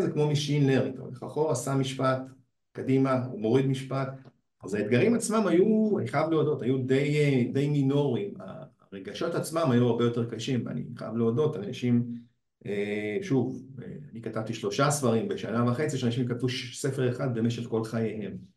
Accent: Beersheba, Southern District, Israel; אני מהדרום, אני מבאר שבע

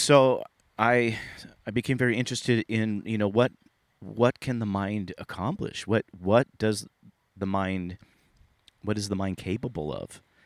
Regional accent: Sunnyvale, California, United States; I grew up in the Silicon Valley. I grew up in Sunnyvale, California.

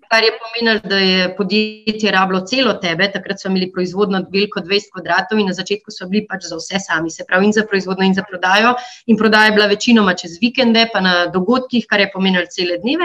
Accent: Slovenia; also born or lived in United States; smo odraščali v Minšu, v isti ulici

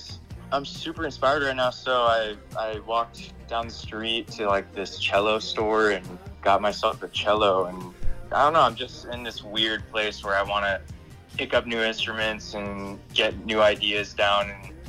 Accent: Alaska, United States; now in Los Angeles, United States; I'm actually calling from LA. I moved down here, got like a 9-month lease. I go back to Alaska every year though.

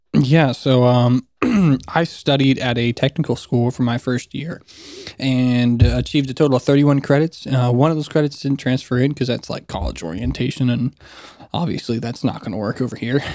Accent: South Carolina, United States; also born or lived in Florida; I spent my elementary school and middle school, high school, all of that in South Carolina

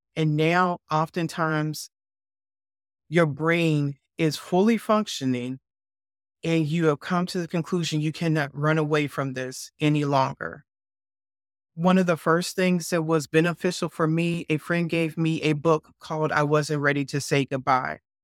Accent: Chicago, Illinois, United States; moved away as an adult; growing up in Chicago

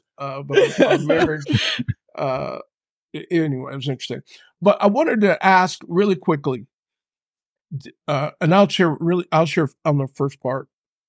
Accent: San Diego, California, United States; Jasmine's from Long Beach, from the LBC. I'm from San Diego.

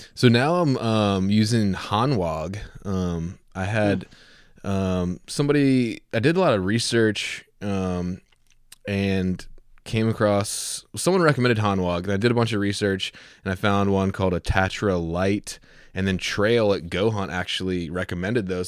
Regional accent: Southeast, United States; I come from the Southeast

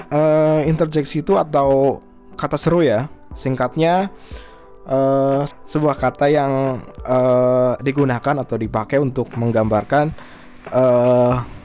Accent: Java, Indonesia; kita juga dari Jawa gitu loh uh, kita nyambung sama apa yang uh, mau dibahas hari ini

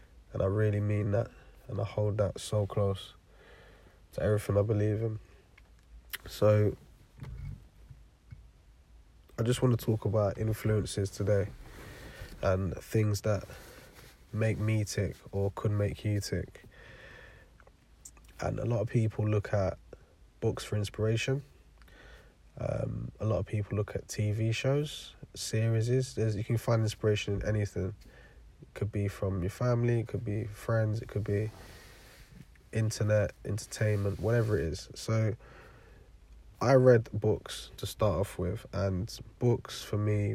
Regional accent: London, United Kingdom; also born or lived in Forest Gate / Stratford / Milton Keynes; now in Bedfordshire, United Kingdom; I live in Bedfordshire, and I grew up in East London.

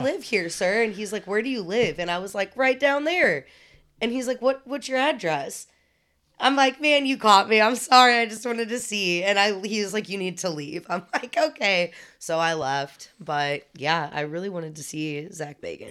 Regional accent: Alton, Illinois, United States; moved away; also born or lived in Saint Louis, Missouri; I'm from Alton, but then I moved to Saint Louis

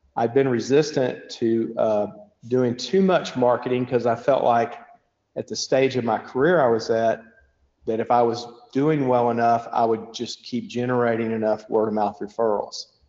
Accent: Bowling Green, Kentucky, United States; moved away as an adult; now in Lexington, United States; I grew up in uh, Southern Kentucky in Bowling Green, uh, Western Kentucky

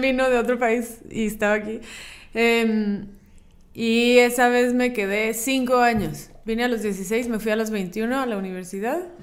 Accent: Chiapas, Mexico; moved away; also born or lived in central Mexico; A mí me criaron en Chiapas, que es aquí básicamente es Guatemala

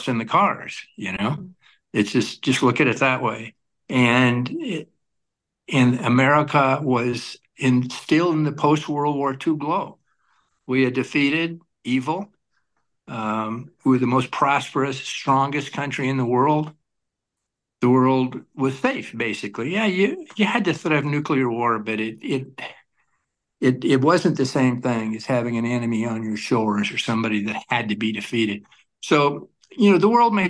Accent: Lincoln, Nebraska, United States; I grew up in Lincoln

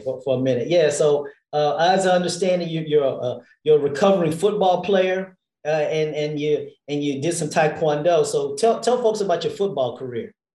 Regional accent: Houston, Texas, United States; moved away as an adult; now in Washington, D.C., United States; I grew up in Texas and Houston, Texas

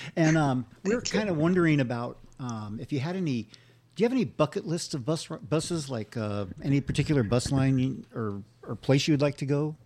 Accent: Santa Barbara, California, United States; I'm from Santa Barbara

